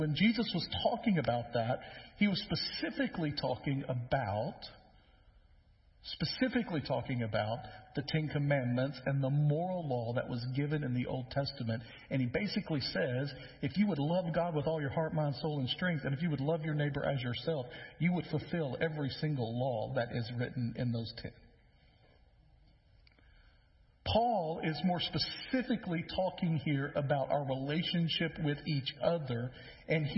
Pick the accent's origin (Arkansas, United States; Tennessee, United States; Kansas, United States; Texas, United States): Tennessee, United States; West; now in Middle Tennessee, United States; I grew up in West Tennessee, and so some things are different over there near the river